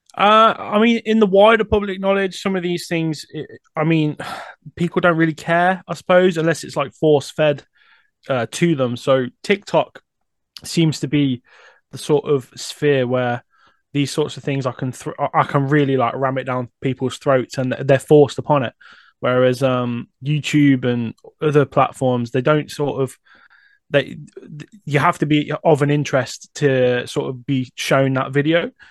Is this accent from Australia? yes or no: no; Coventry, West Midlands, United Kingdom; I'm born and raised in Coventry, but the suburbs.